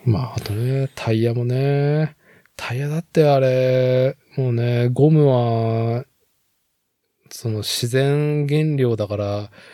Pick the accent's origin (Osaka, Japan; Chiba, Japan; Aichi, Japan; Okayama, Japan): Aichi, Japan; Nagoya; 名古屋生まれ、名古屋育ちの人間